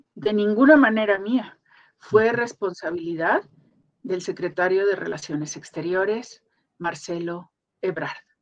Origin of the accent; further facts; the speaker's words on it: Mexico; como mexicana